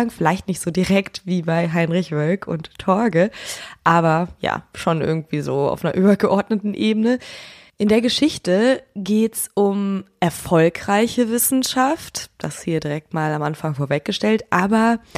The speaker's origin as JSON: {"language": "German", "town": "Schönkirchen", "region": "Schleswig-Holstein", "country": "Germany", "tie": "born or raised there", "said": "Aufgewachsen bin ich in Schönkirchen bei Kiel"}